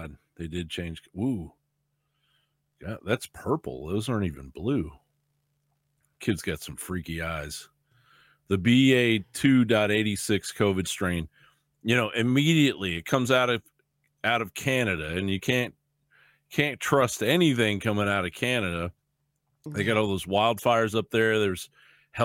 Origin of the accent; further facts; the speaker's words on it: Kentucky, United States; now in Texas, United States; when I grew up in Kentucky, I grew up in the South